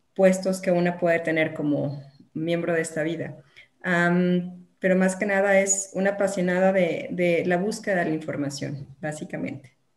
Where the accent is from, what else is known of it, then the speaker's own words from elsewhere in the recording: Guadalajara, Jalisco, Mexico; also born or lived in La Barca, Jalisco; Soy de aquí de Guadalajara, llegué ahí por azares del destino